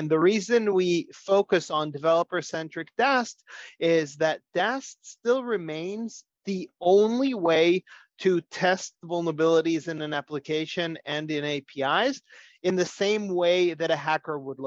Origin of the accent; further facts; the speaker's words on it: Israel; moved away as an adult; now in United States; I'm originally from Israel, but have been in the US for many years